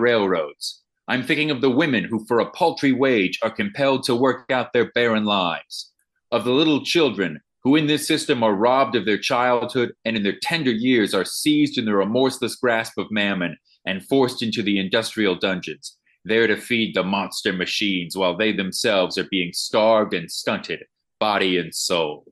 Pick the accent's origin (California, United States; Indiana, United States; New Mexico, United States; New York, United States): Indiana, United States; DB Comedy's resident Hoosier